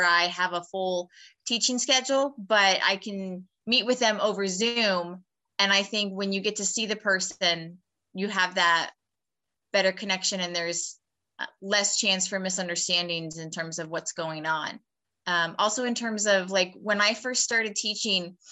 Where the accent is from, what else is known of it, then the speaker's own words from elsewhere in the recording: Erie, Pennsylvania, United States; moved away as an adult; also born or lived in Pittsburgh area; now in York, United States; originally I'm from Erie